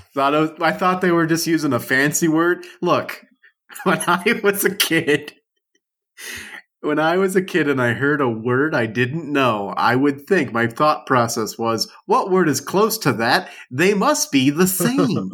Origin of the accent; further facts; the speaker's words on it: South Louisiana, United States; I grew up in South Louisiana